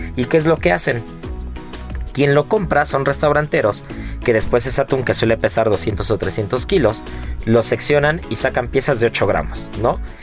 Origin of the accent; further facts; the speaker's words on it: Mexico; como buen mexicano